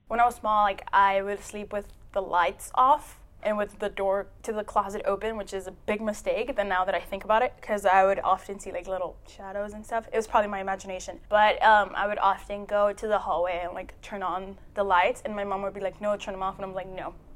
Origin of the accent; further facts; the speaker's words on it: Eagle Pass, Texas, United States; I'm from Eagle Pass. That's on the border with Mexico